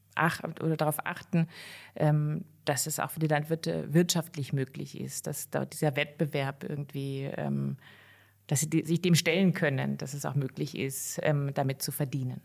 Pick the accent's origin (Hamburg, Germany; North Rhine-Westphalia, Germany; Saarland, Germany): North Rhine-Westphalia, Germany; near Cologne; now in Austria; bin aber nicht in Bayern, sondern in Nordrhein-Westfalen, in der von Köln aufgewachsen